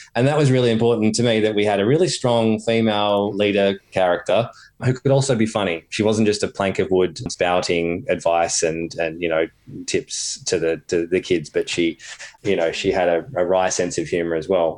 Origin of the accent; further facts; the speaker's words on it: Torquay, Victoria, Australia; growing up on Torquay Surf Beach myself and doing little nippers